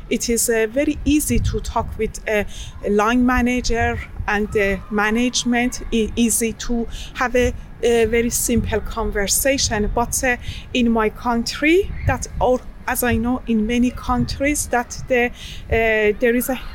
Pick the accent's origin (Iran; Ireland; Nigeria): Iran; moved away as an adult; now in Norway; I moved to Norway 2011 as a student. I am from Iran.